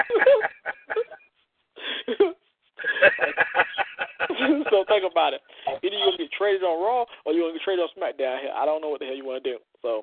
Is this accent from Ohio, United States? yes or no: no; Florida, United States; I'm from Florida